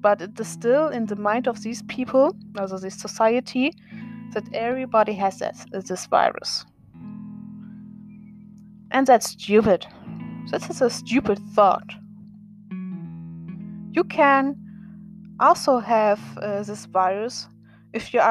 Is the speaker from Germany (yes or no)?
yes; Germany; born or raised there; English is a second language